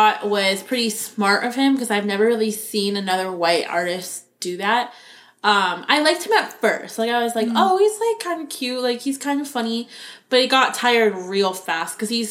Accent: Florida, United States; growing up in Florida

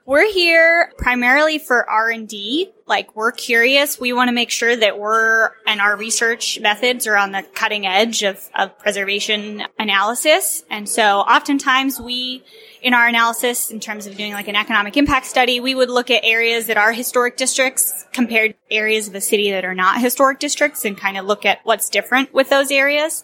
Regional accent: Virginia, United States; I grew up in a historic town in Virginia

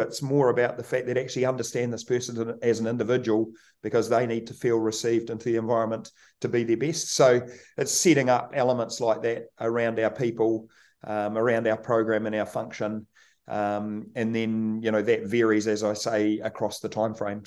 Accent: Kaikoura, Canterbury, New Zealand; born or raised there

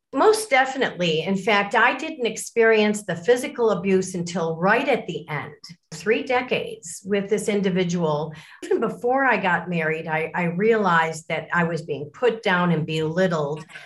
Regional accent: Lake Forest, Illinois, United States; also born or lived in Miami, Florida; i was born in Miami, Florida, and it wasn't too long after that our family moved to Lake Forest, Illinois, so a North Shore suburb of Chicago. And that's where I grew up.

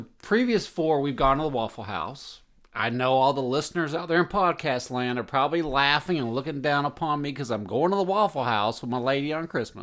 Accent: the South, United States; a kid growing up in the South

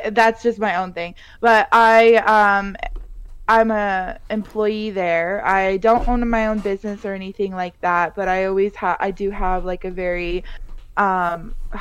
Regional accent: Colorado, United States; moved away as an adult; now in Las Vegas, United States; I was born and raised in Colorado.

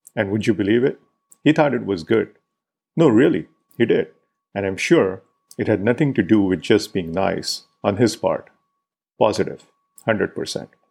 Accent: Pune, Maharashtra, India; my hometown, Pune

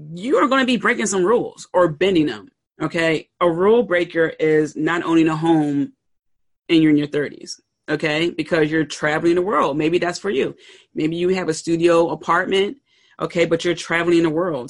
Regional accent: Pennsylvania, United States; I grew up in Pennsylvania, the north

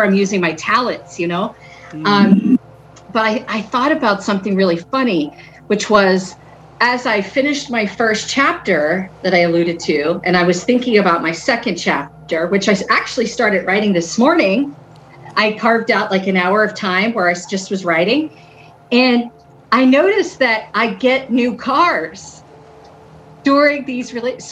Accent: Philadelphia, Pennsylvania, United States; I'm from the city of Philadelphia. I live right outside

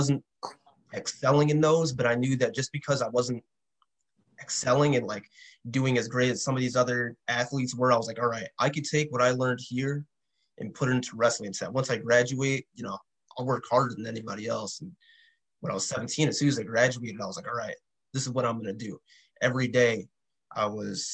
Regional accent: New York City, New York, United States; growing up in the city, I grew up in Queens

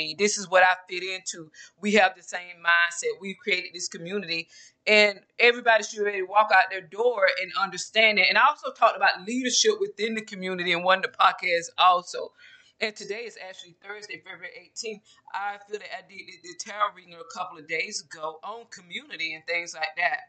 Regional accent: Georgia, United States; moved away as an adult; now in Texas, United States; I'm from Georgia, a small town in Georgia.

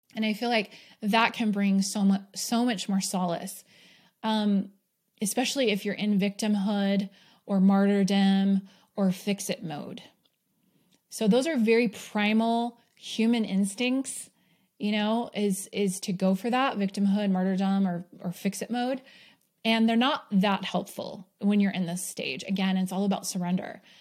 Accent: New York, United States; also born or lived in Bay Area, California / Arizona; now in Utah, United States; I did grow up, I was born in New York, so there were four seasons there.

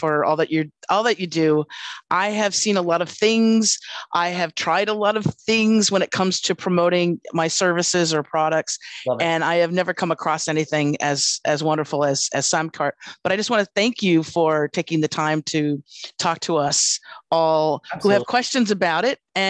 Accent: Los Angeles, California, United States; moved away as an adult; now in Australia; I'm a Californian born and raised in Los Angeles

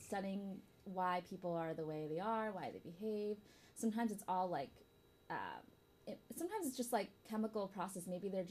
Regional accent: Michigan, United States; now in San Francisco, United States; From Michigan.

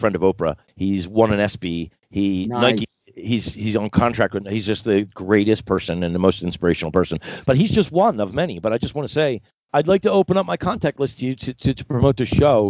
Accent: Philadelphia, Pennsylvania, United States; moved away; I came from Philadelphia, really a place where it's the mural capital of the world, a big art. So I grew up loving it.

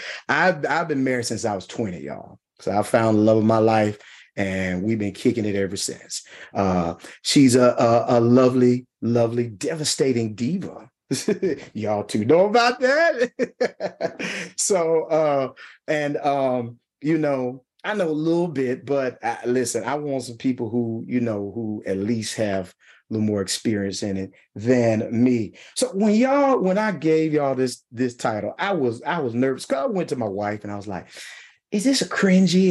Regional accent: Mississippi, United States; accent: country twang; I'm from Mississippi. I have a strong accent.

